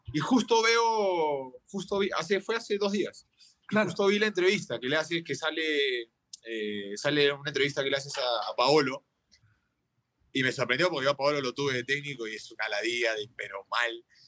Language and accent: Spanish; Avellaneda, Buenos Aires Province, Argentina; moved away; soy argentino y en esa época yo viví muy de cerca porque yo jugaba en Racing, tenía 7, eh, 8 años